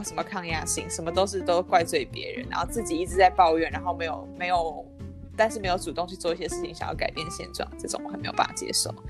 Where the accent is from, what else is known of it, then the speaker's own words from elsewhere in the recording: Taiwan; moved away; also born or lived in Europe; 我是台湾来，